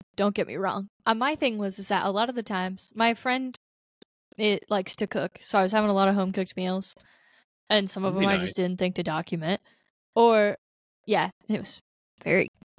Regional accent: United States; And also, I'm very American, and I didn't know where I was going, so I just sat still.

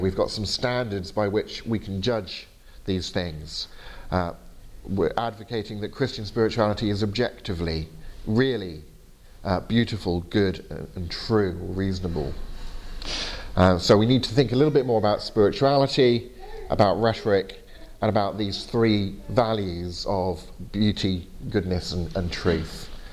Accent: England, United Kingdom; my fault for being English

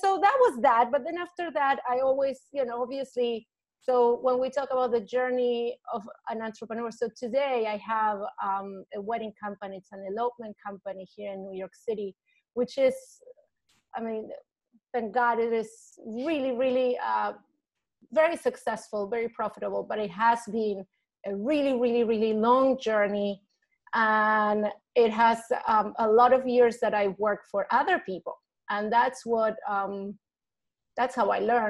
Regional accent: Argentina; English is a second language; moved away as an adult; now in United States; I'm originally from Argentina, and I came here for a few months when I was 19 to study English

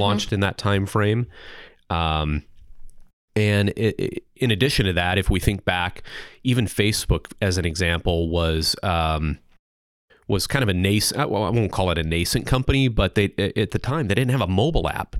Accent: eastern Missouri, United States; now in Des Moines, United States; originally from a small farm town in eastern Missouri

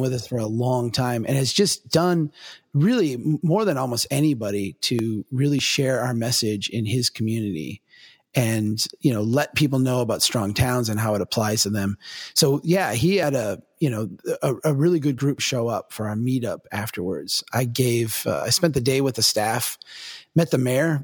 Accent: Minnesota, United States; I'm from Minnesota

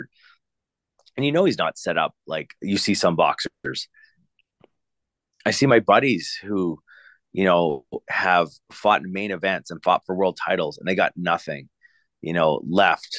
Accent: Canada; I'm Canadian

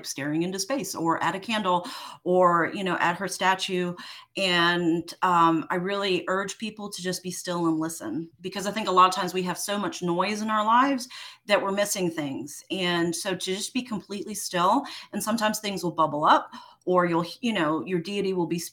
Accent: New York City, New York, United States; I grew up in New York City, spent a lot of time in little like pocket parks in Central Park

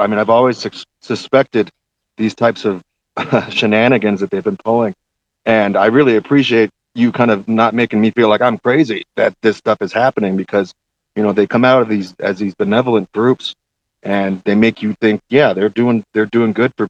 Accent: Tucson, Arizona, United States; I actually born and raised in Tucson, Arizona. 40 years old

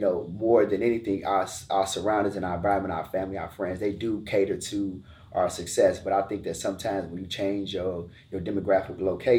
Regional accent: Chicago, Illinois, United States; moved away as an adult; now in Georgia, United States; Yeah, man. So born and raised in Chicago.

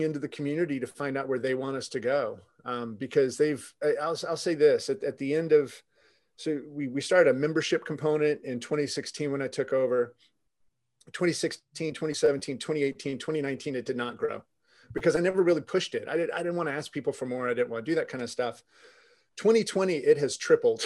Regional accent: Jacksonville, Florida, United States; I actually grew up in the city I'm in right now, Jacksonville

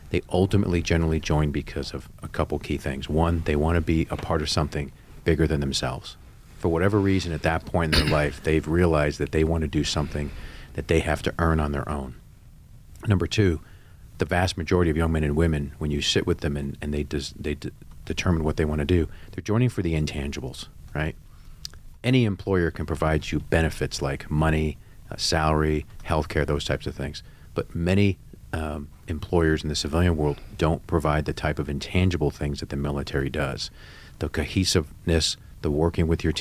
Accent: California, United States; I grew up playing sports in Southern California, and I was going to be the next shortstop for the Dodgers.

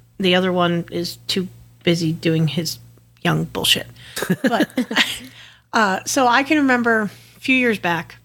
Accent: Connecticut, United States; moved away; I'm from Connecticut originally

